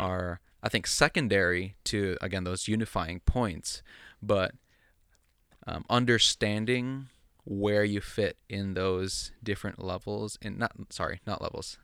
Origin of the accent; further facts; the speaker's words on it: United States; also born or lived in Philippines; I'm Filipino, but I grew up primarily in suburban United States.